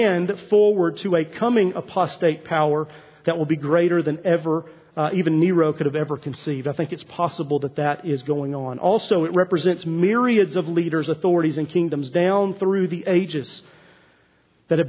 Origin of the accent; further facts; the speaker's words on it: East Tennessee, United States; I'm from East Tennessee, and so for 4 years I drove to my high school, Heritage High School, on 321 as you head toward Cades Cove.